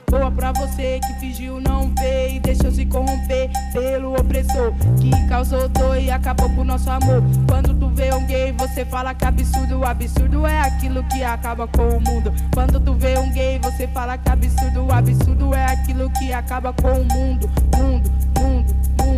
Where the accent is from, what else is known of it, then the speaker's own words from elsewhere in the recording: São Paulo, Brazil; tenho 20 anos de idade, sou da Zona Norte de São Paulo